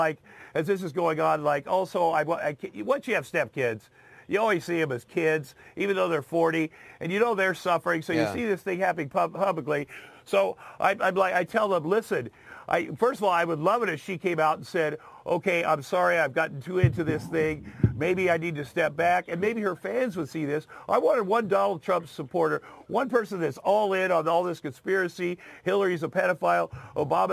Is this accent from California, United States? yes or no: no; Southeast Iowa, United States; moved away; I grew up in Southeast Iowa